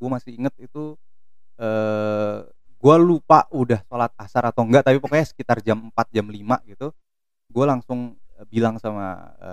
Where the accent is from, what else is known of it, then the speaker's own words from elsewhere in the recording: Depok, West Java, Indonesia; Gue orang Depok, sekarang gue orang iya.